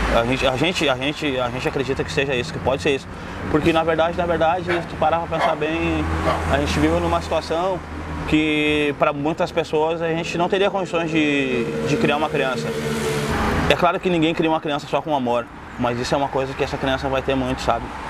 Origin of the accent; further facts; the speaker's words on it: Porto Alegre, Rio Grande do Sul, Brazil; Na família daqui de Porto Alegre também, da parte da Zona Sul e parte da Zona Leste, onde eu me criei